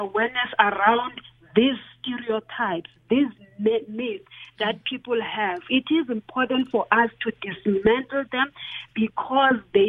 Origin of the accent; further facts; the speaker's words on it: Grahamstown, Eastern Cape, South Africa; I grew up in Grahamstown.